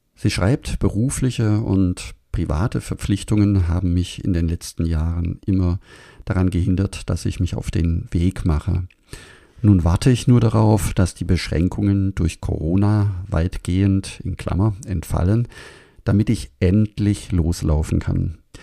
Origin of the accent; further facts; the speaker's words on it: Germany; bei uns in Deutschland